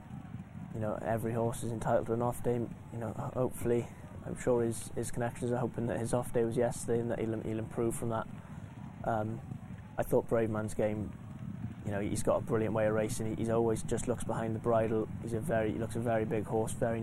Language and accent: English; Welsh, Wales, United Kingdom; being Welsh, you know, the first Welsh winner for however many years it was